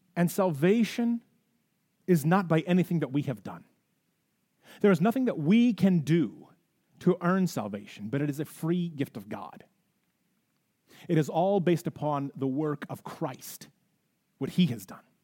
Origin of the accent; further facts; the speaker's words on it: United States; We're so caught up in our rights as American citizens, and we're so caught up in being patriotic citizens of the United States